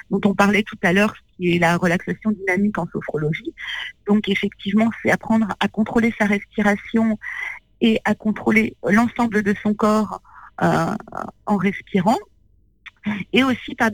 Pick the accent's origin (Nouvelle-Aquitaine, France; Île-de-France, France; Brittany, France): Île-de-France, France; Gometz-le-Châtel; Moi j'ai grandi dans dans un petit village qui s'appelle Gometz-le-Châtel, euh, dans la vallée de Chevreuse.